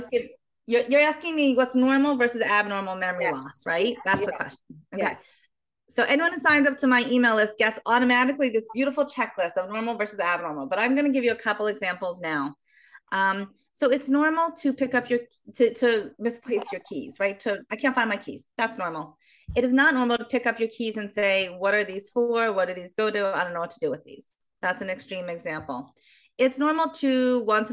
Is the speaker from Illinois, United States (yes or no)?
no; Baltimore, Maryland, United States; now in Israel; originally, I'm from Baltimore, Maryland, but I live in Israel for many years.